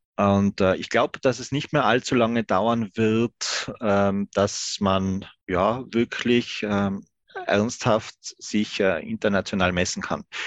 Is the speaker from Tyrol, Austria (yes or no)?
yes; Stubai Valley, Tyrol, Austria; ich bin ja selber kein Innsbrucker. Ich komme, äh, aus dem, aus dem Stubaital. Das ist, äh, ähm, ja, das ist ein paar Kilometer, äh, südlich Richtung Brenner